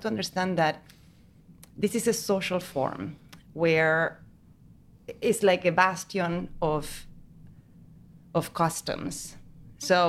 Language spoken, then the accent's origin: English; Argentina; moved away as an adult; I am from Argentina, but I live here for... I don't even know. 15, 20 years.